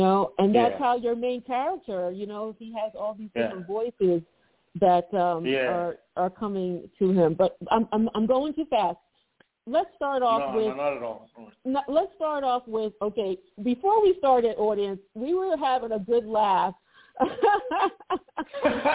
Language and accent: English; United States; I'm American